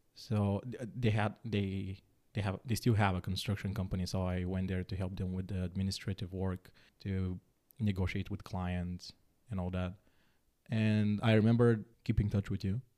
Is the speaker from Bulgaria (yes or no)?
yes; Bulgaria; moved away as an adult; also born or lived in Netherlands / Denmark; Born and raised in Bulgaria.